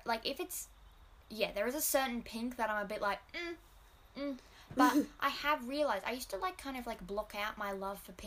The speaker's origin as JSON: {"language": "English", "country": "Australia", "accent": "bogan", "said": "I'm Australian."}